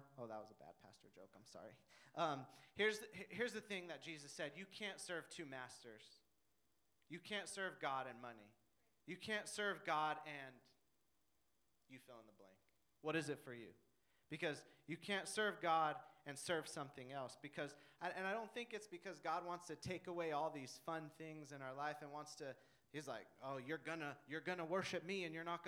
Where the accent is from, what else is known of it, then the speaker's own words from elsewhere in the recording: Denver, Colorado, United States; I'm from Denver